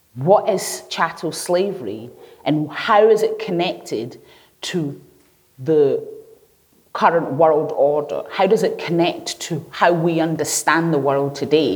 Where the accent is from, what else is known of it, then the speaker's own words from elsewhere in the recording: Glasgow, Scotland, United Kingdom; also born or lived in Lagos Island, Lagos, Nigeria; when I first moved here, and I grew up in the East End, not far away from here